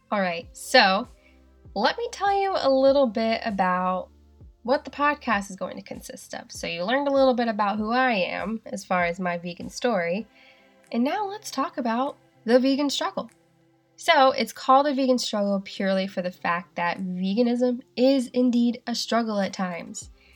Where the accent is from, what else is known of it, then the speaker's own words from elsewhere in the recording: the South, United States; accent: southern; now in Seattle, United States; how southern my accent is sometimes